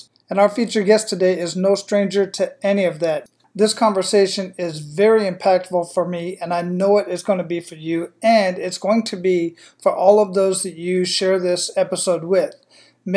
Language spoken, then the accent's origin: English; Phoenix, Arizona, United States; moved away as an adult; also born or lived in San Antonio, Texas / El Paso, Texas / Killeen, Texas; I was born and raised in Phoenix, Arizona